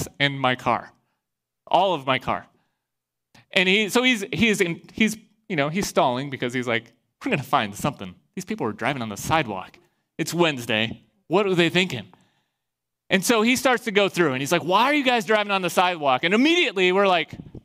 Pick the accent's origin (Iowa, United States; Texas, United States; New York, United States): Iowa, United States